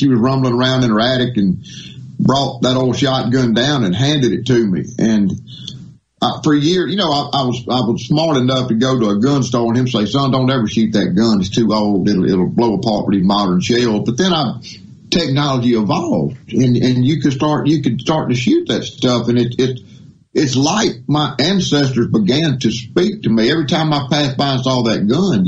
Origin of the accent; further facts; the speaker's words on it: Mississippi Delta, United States; moved away; Grew up hunting in Mississippi. I'm from the Delta originally.